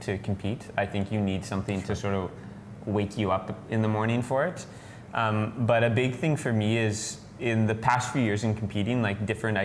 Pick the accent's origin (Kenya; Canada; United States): Canada; I'm from Canada